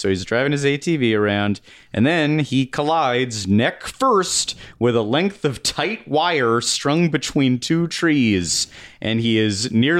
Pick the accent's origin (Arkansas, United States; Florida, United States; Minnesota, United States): Arkansas, United States; I'm from Arkansas.